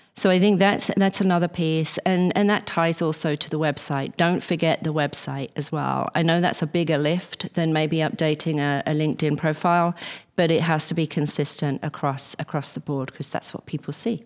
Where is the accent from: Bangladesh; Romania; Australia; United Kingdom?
United Kingdom; England; as an English person